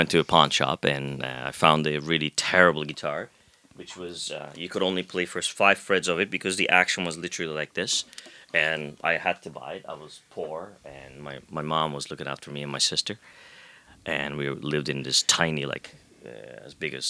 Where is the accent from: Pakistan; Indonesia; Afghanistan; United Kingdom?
Pakistan; now in Canada; Here as a Pakistani citizen.